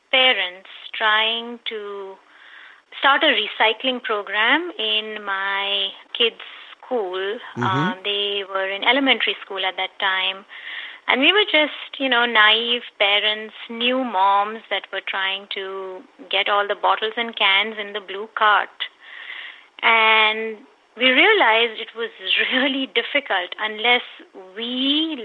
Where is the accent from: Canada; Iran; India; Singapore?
India; moved away as an adult; now in San Diego, United States; I was born and brought up in India.